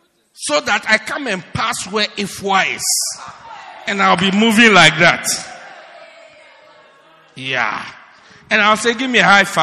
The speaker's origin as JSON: {"language": "English", "town": "Pietermaritzburg", "region": "KwaZulu-Natal", "country": "South Africa", "said": "Why do you want to make me great at Newcastle when I am from Pietermaritzburg?"}